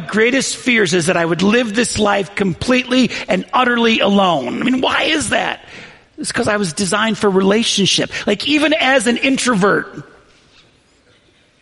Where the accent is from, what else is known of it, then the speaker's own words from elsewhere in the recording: Western New York, United States; I grew up in Western New York, and it gets so cold there